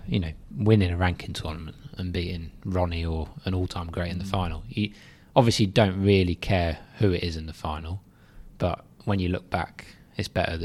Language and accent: English; South East England, United Kingdom; now in Leicester, United Kingdom; I'm originally from Surrey. I'm a Chelsea fan, but I sort of support Leicester as well because I've been there so long.